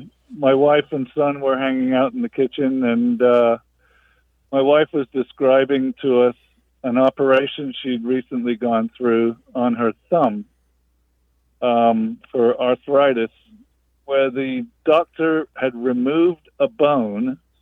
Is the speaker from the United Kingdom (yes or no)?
yes; England, United Kingdom; now in Tallahassee, United States; Right. I'm English originally.